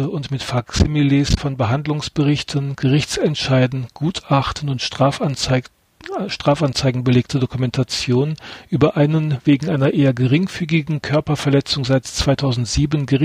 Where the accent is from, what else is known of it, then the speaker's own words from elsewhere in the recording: Bockenau, Rhineland-Palatinate, Germany; ich bin 28 Jahre alt und gelernte Berufkauffrau mit Weiterbildung zur Wirtschaftsfachwirtin. Ich komme aus Bockenau, einem kleinen Ort in Rheinland-Pfalz.